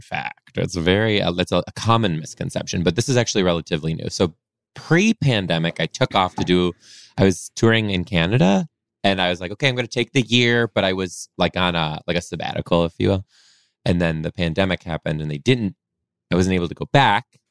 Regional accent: Detroit, Michigan, United States; moved away as an adult; now in Seattle, United States; I was born in Detroit, mainly raised just outside a suburb just outside of Detroit too

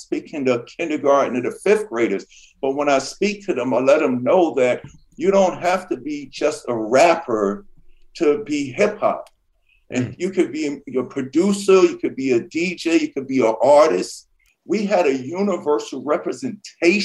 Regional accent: New York City, New York, United States; I grew up in New York City

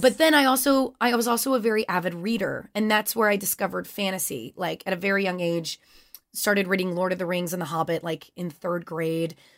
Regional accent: Louisiana, United States; moved away; I grew up in Louisiana

